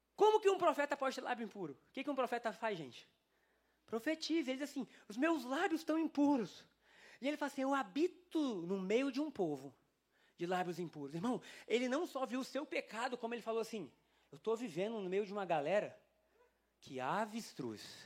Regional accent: Brazil; Somos brasileiros

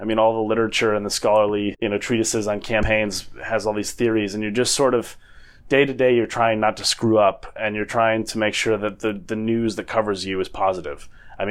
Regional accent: Minnesota, United States; born or raised there; moved away as an adult; also born or lived in New Zealand / Oxford; now in United Kingdom

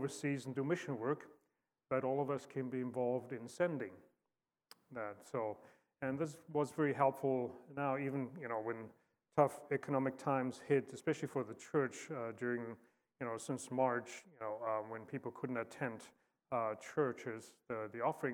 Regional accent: South Africa; moved away as an adult; also born or lived in Fort Wayne, Indiana / Star Valley, Wyoming; born and raised in South Africa

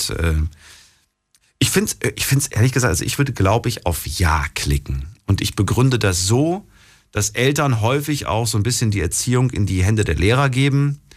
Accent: Mannheim, Baden-Württemberg, Germany; ich bin aus Mannheim.

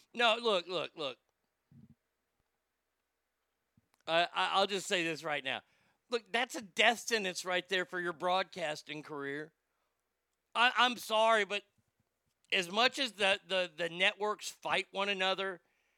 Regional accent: Garland, Texas, United States; also born or lived in Rockwall, Texas; my hometown of Garland is one town away.

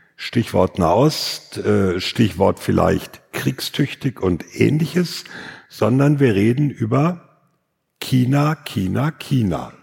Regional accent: North Rhine-Westphalia, Germany; dass ich aus Westfalen komme

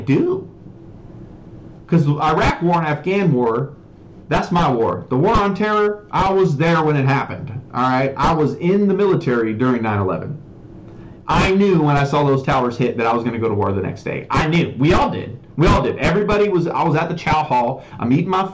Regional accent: Oregon, United States; also born or lived in California; I was born in California. We moved to Oregon when I was a kid, and I spent the majority of my life in a very small town

